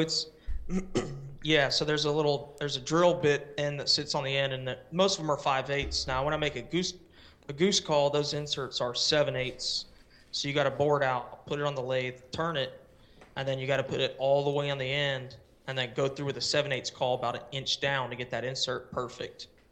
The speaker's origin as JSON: {"language": "English", "town": "Palm Bay", "region": "Florida", "country": "United States", "tie": "born or raised there", "also_born_or_lived": "West Melbourne, Florida / Japan", "moved": "as an adult", "said": "I was born and raised in Palm Bay, Florida, which is the same area. And then we moved to West Melbourne, and I lived there until I was eighteen"}